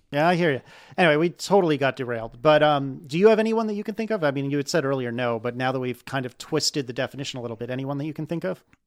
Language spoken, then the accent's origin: English; United States; as an American